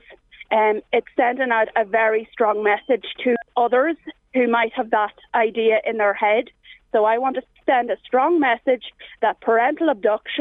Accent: Ireland; I'm an Irish citizen, I'm an Irish mother

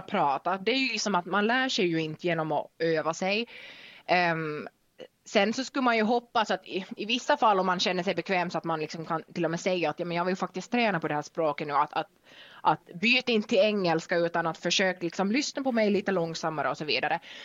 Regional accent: Vaasa, Ostrobothnia, Finland; accent: Finland Swedish; first language Finnish and Swedish; moved away as an adult; also born or lived in Denmark; uppvuxen i Vasa i Finland så det är ju helt finlandssvenskt och det hör ni nu, jag pratar finlandssvenska nu

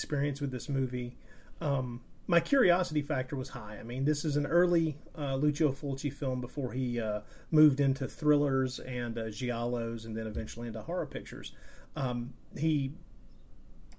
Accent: United States; me being an American and having experienced those films at a younger age

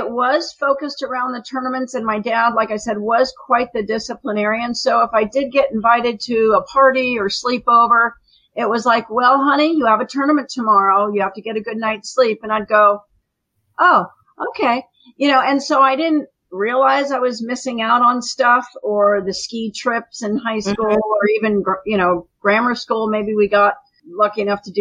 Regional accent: Beverly Hills, California, United States; I'd say Beverly Hills

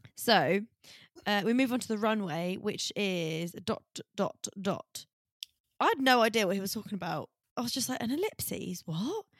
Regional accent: Essex, East of England, United Kingdom; I'm from Essex

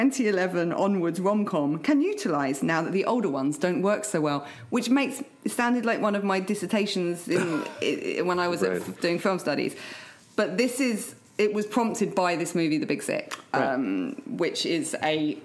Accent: England, United Kingdom; moved away; growing up in England, I had a lot of Pakistani Muslim friends at primary school

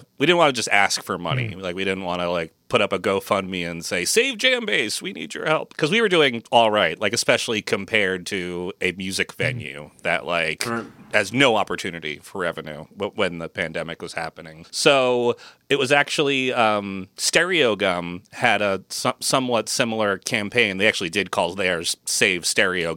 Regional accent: Massachusetts, United States; moved away as an adult; also born or lived in San Francisco Bay Area, California; I was also moving my family from the San Francisco Bay Area back to my hometown here in Massachusetts

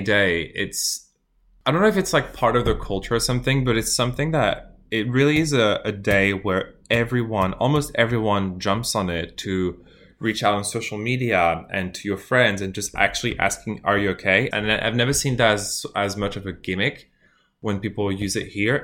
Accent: France; moved away as an adult; now in Melbourne, Australia; I'm from France as well, and I've been in Australia since, for, like, the past six years

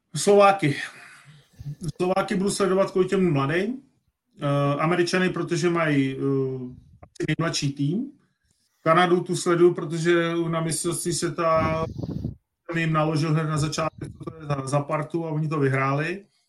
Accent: Czechia; fakt jsme Češi, tak fandíme tomu hokej

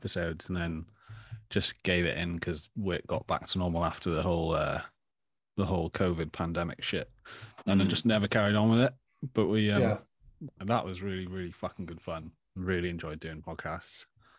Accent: Tenby, Wales, United Kingdom; also born or lived in Australia; we had three shops growing up, one in Tenby and two in Saundersfoot that I used to work

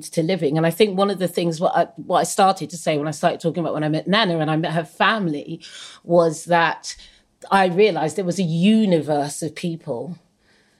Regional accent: Suffolk, East of England, United Kingdom; I grew up in Suffolk in the 70s

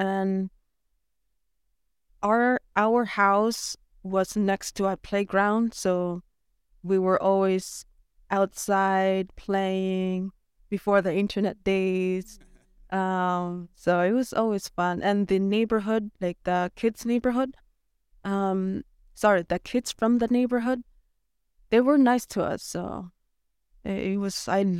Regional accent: Nunavik, Quebec, Canada; I'm happy that I was born and raised in Nunavik.

